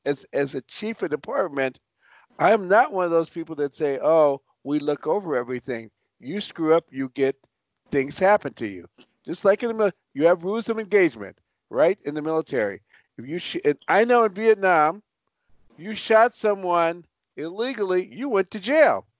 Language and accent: English; Los Angeles, California, United States; also born or lived in Chicago; I was born in Chicago, raised in Los Angeles.